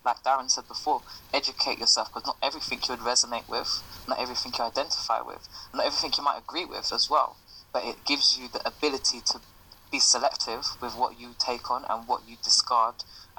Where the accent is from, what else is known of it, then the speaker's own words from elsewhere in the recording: United Kingdom; my experience as a British Caribbean woman would be different to an experience of an African British woman